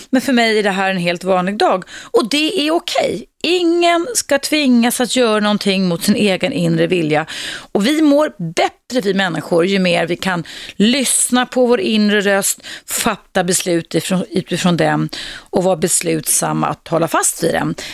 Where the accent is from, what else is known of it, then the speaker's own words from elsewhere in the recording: Morocco; Swedish is a second language; now in Sweden; Ja, jag är född i Marocko.